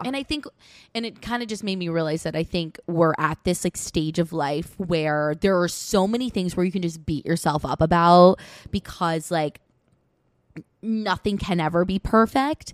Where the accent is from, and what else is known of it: Westchester, New York, United States